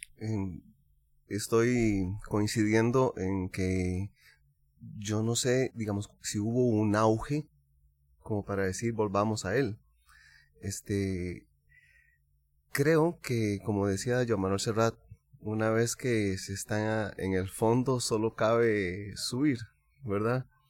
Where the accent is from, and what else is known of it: Costa Rica